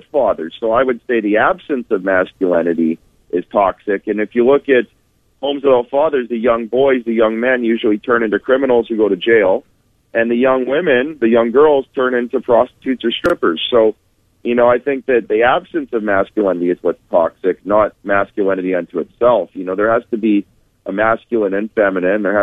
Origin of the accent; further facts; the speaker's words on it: Winnipeg, Manitoba, Canada; I'm from Winnipeg.